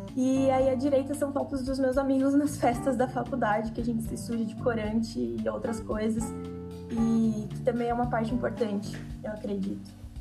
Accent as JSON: {"language": "Portuguese", "region": "São Paulo", "country": "Brazil", "said": "eu sou de São Paulo, da capital"}